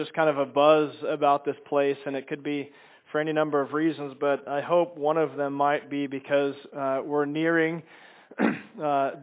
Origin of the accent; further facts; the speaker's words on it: Chicago, Illinois, United States; moved away; I'm from Chicago